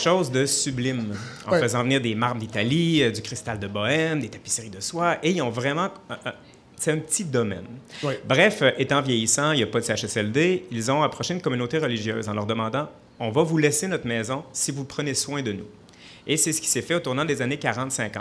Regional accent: Sainte-Marie, Quebec, Canada; also born or lived in Saint-Elzéar; je suis né à Saint-Elzéar. J'étais à l'école à Sainte-Marie.

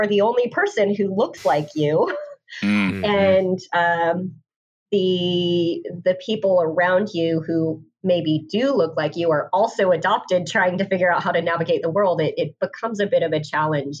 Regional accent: Colorado, United States; moved away as an adult; also born or lived in Korea / Arizona / California; grew up in Colorado

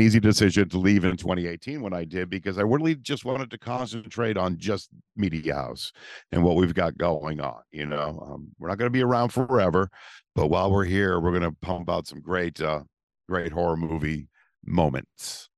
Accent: Massachusetts, United States; we're from Massachusetts

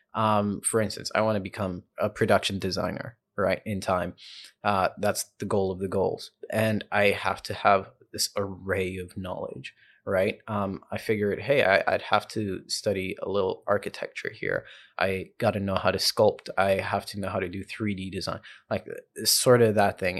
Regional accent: Johannesburg, Gauteng, South Africa; born or raised there; also born or lived in Zambia / Prince Edward Island, Canada; now in Toronto, Canada

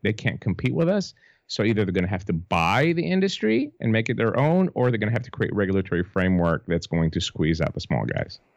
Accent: Greece; now in Tennessee, United States; Greece, which is my home country, obviously it's a small country, but per capita, we have one of the highest smoking rates

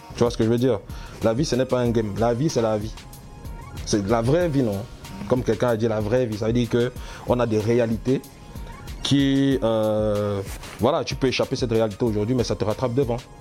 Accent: Cameroon; now in France; je suis camerounais, fier de l'être

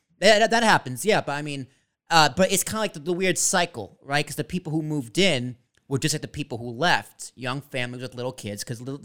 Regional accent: Braintree, Massachusetts, United States; now in New Jersey, United States; I grew up in Braintree.

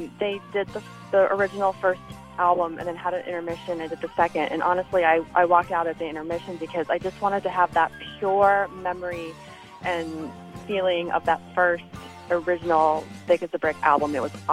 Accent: Durham, North Carolina, United States; I'm from Durham, North Carolina, and I have loved … for as long as I can remember.

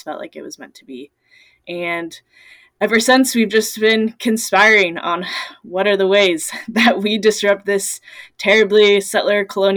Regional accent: Everett, Washington, United States; I grew up in the Salish Sea area, so about Everett, Washington

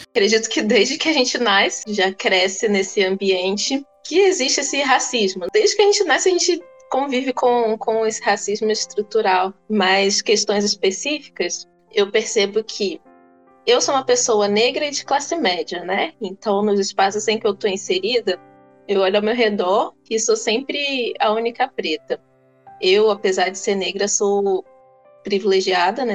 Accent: Cachoeiro de Itapemirim, Espírito Santo, Brazil; eu cresci em Cachoeira de Itapemirim

